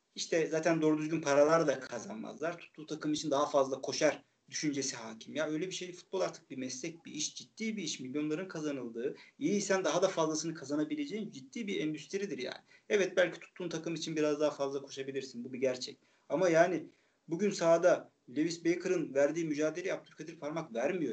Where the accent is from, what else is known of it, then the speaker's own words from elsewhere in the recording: Çaykara, Trabzon, Turkey; ben Kayran köyü diye geçer benim köyüm. Ee, Lim, Limli eski ismi.